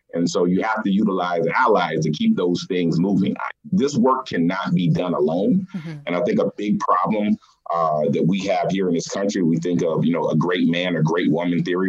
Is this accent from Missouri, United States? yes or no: no; South Carolina, United States; moved away as an adult; now in Des Moines, Iowa, United States; I'm originally from South Carolina, and I started out doing this work in South Carolina